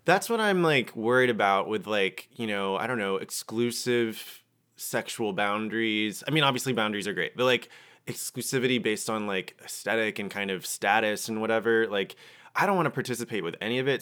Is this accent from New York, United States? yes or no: no; Georgia, United States; I'm from Georgia